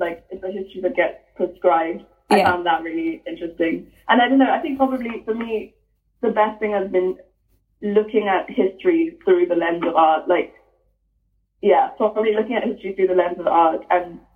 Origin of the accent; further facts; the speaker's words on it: Lagos, Nigeria; now in Cambridge, United Kingdom; growing up in Lagos